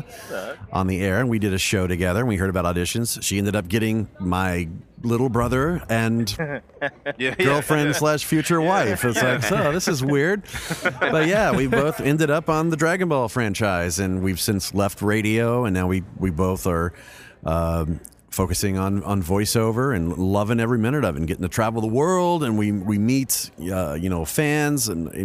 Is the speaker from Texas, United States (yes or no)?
no; Louisiana, United States; I'm from Louisiana